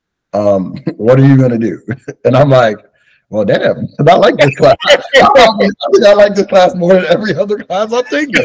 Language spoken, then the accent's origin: English; New York City, New York, United States; a young Black man growing up in New York